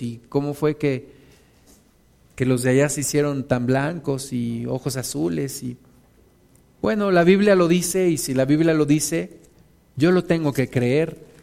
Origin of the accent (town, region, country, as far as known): Mexico